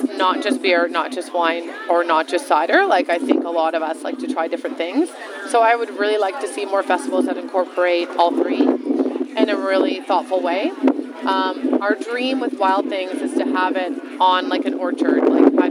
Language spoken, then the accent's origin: English; Terrace Bay, Ontario, Canada; I'm an Ontario girl. I was born in Terrace Bay, Northern Ontario.